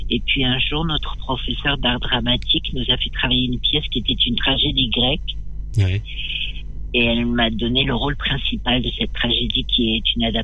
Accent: Nouvelle-Aquitaine, France; born there; je, suis née un peu par hasard dans le Poitou-Charentes.

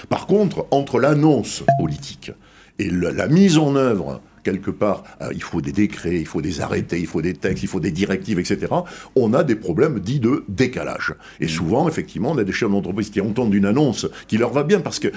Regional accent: Bordeaux, Nouvelle-Aquitaine, France; je suis bordelais

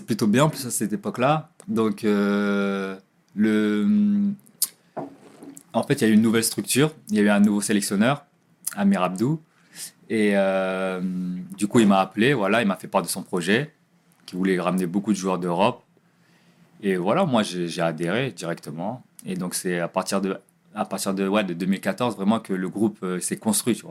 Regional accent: Nantes, Pays de la Loire, France; now in Ajaccio, France; je venais du quartier de Dervalière, quartier des Dervalières

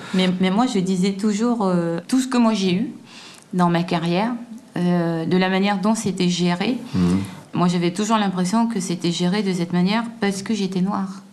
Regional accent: Guadeloupe; moved away; je suis noire et que je viens de Guadeloupe, quoi. Enfin, je viens d'un tout petit endroit

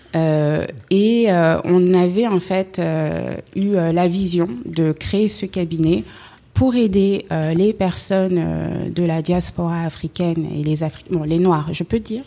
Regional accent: Paris, Île-de-France, France; je suis née à Paris, j'ai grandi à Paris

